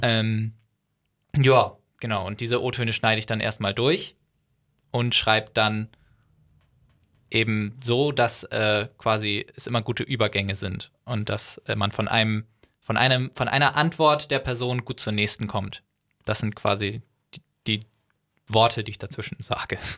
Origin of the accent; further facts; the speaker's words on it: North Frisian, Schleswig-Holstein, Germany; dass ich Nordfriese bin